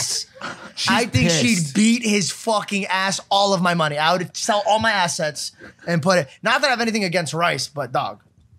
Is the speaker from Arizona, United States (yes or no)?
yes; Phoenix, Arizona, United States; I'm from Phoenix.